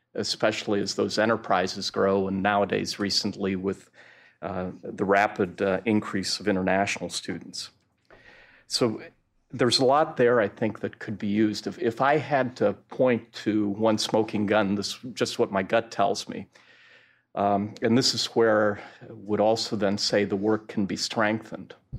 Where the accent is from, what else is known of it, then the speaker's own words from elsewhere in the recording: Rochester, New York, United States; My hometown also is a great example with Kodak